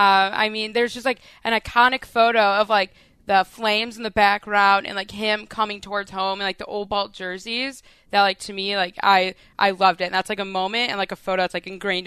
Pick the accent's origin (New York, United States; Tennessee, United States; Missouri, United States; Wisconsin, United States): Wisconsin, United States; Racine; moved away as an adult; also born or lived in Michigan; now in Omaha, United States; I'm from Racine, Wisconsin, born and raised.